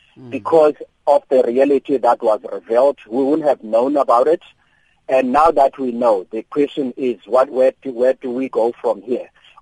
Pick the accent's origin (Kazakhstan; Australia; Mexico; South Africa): South Africa; Eastern Cape; I am from the Eastern Cape.